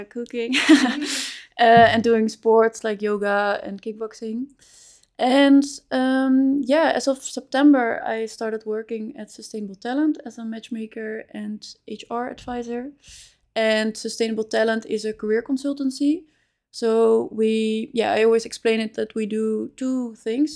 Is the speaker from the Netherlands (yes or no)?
yes; Amsterdam, North Holland, Netherlands; moved away as an adult; also born or lived in Spain / Chile; now in Utrecht, Netherlands; I grew up in Amsterdam